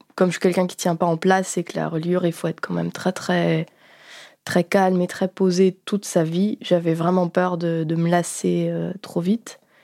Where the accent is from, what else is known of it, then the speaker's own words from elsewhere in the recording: Béthune, Hauts-de-France, France; j'ai grandi à Béthune, qui est une ville du Nord-Pas-de-Calais